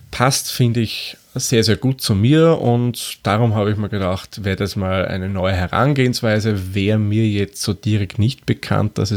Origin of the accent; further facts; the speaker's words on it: Lower Austria, Austria; accent: Austrian; now in Vienna, Austria; Wie man vielleicht anhand von meiner Sprechweise erkennen kann, komme ich aus Österreich. Genauer gesagt wohne ich in Wien. Und wer es ganz genau wissen will, ich bin kein gebürtiger Wiener, komme eigentlich aus dem Waldviertel.